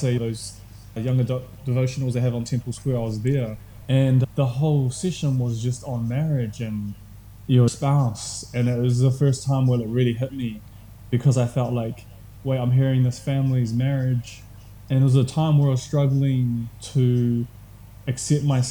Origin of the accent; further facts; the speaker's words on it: Tauranga, Bay of Plenty, New Zealand; I grew up in Tauranga, and that's where I spent most of my years